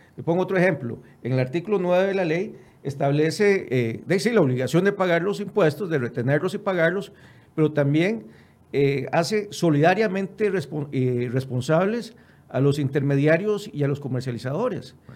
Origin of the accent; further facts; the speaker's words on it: Costa Rica; nosotros como costarricenses